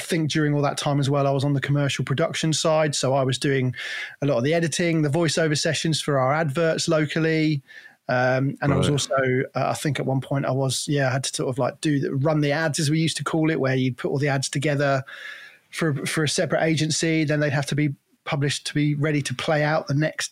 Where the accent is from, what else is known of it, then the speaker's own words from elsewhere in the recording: Cornwall, South West England, United Kingdom; moved away as an adult; now in Worcestershire, United Kingdom; So I grew up in Cornwall. I was born in Cornwall and grew up there.